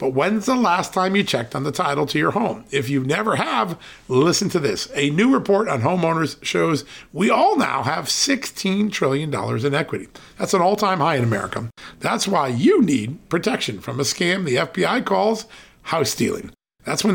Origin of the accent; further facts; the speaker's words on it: Connecticut, United States; I grew up in Connecticut and traveled to the city often.